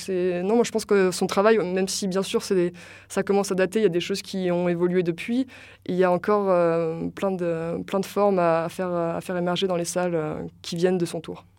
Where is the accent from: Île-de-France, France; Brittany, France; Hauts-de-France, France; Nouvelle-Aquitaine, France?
Nouvelle-Aquitaine, France; La Rochelle; moved away; also born or lived in Paris; je viens de La Rochelle